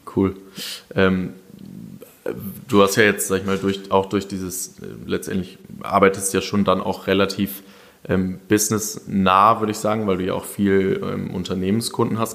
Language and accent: German; Germany